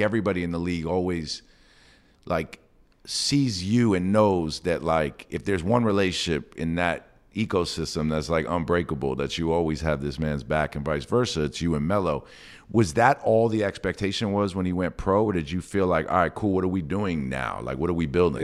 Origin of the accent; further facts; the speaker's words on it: New York City, New York, United States; I'm from New York City